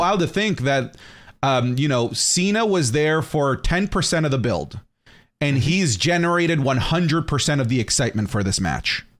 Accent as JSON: {"language": "English", "town": "Los Angeles", "region": "California", "country": "United States", "tie": "born or raised there", "said": "my hometown favorite N F L team, the Los Angeles Chargers"}